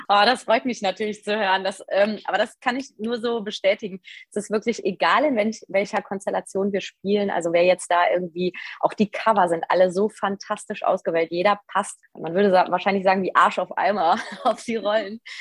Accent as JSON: {"language": "German", "town": "Hachenburg", "region": "Rhineland-Palatinate", "country": "Germany", "moved": "yes", "lives_now": "Düsseldorf, Germany", "said": "ich komme aus Hachenburg, aus dem Westerwald. Das ist in Rheinland-Pfalz. Äh, da bin ich geboren"}